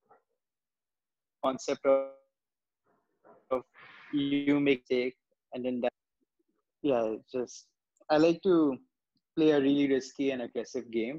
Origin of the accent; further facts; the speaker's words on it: China; now in India; I'm from China